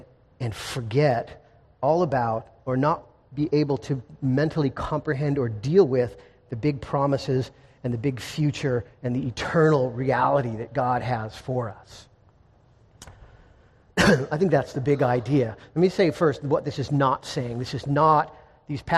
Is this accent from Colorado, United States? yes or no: no; Encinitas, California, United States; in Encinitas, my hometown